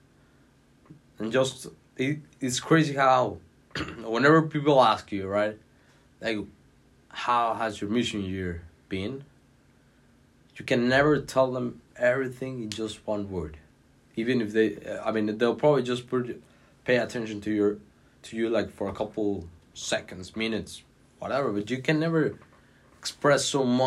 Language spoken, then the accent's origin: English; Mexico City, Mexico; moved away as an adult; now in Washington, D.C., United States; where I'm from Mexico City